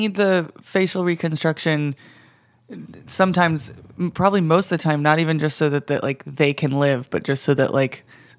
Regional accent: Midwest, United States; I grew up in the Midwest.

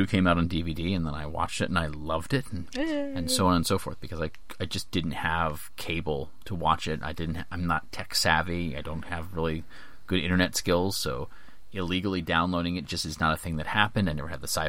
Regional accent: United States; because I grew up in the States. No one in my town knew what Doctor Who was.

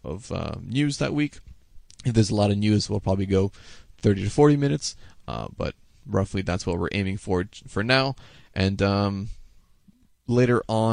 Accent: Canada; I'm Canadian.

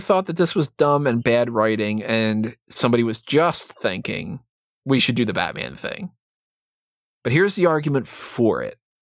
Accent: United States; being American

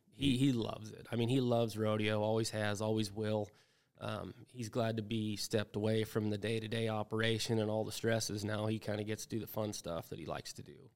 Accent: Wyoming, United States; I grew up in Wyoming

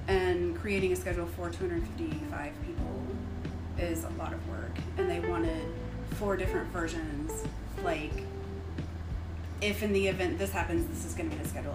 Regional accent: Tennessee, United States; moved away; I'm from Tennessee

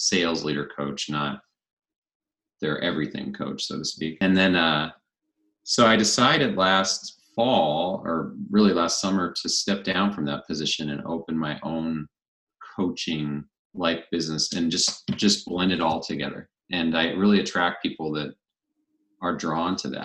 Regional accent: Spokane, Washington, United States; moved away as an adult; also born or lived in Colorado; now in Coeur d'Alene, United States; I grew up in neighboring Spokane, Washington

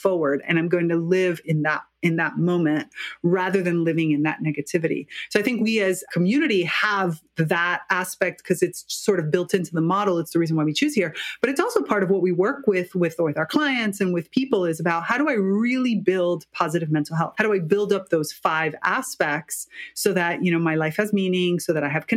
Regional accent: United States; moved away as an adult; now in Italy; I'm actually Cuban-American. I'm from the U.S. and grew up biculturally

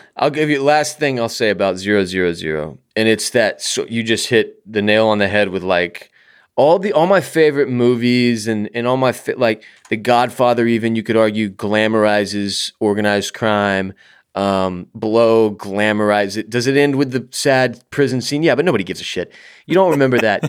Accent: United States; as an American

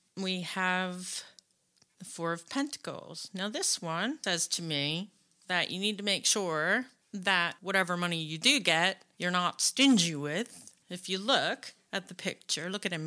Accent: United States; we're American

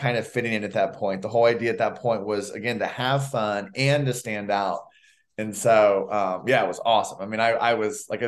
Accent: Orlando, Florida, United States; I grew up in Orlando, Florida

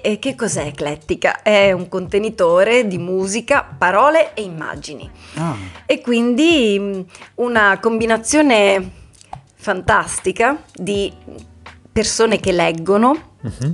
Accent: Italy; moved away as an adult; sono una, mm, come dicevi bene te, dei tanti italiani

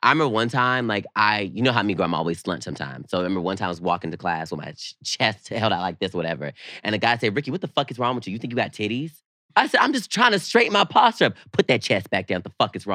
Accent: the South, United States; me growing up in the South

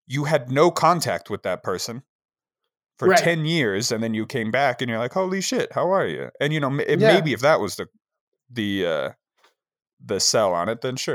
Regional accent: Jackson, Wyoming, United States; Growing up in Jackson, I was like 80 miles from it.

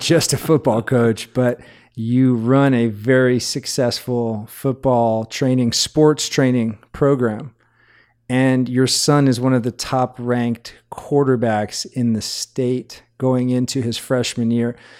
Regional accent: Hawaii, United States; I grew up in Hawaii

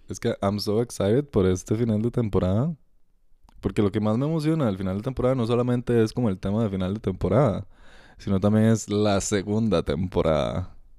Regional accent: Costa Rica; aquí en el país, ¿verdad? Costa Rica

